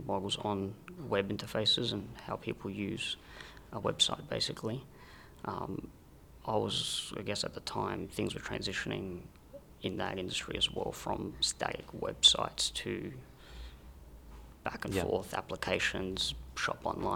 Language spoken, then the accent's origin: English; Adelaide, South Australia, Australia; moved away as an adult; also born or lived in Rome, Italy; now in Sydney, Australia; So I was born in Rome. I grew up in Adelaide from when I was very young, and I moved to Sydney after high school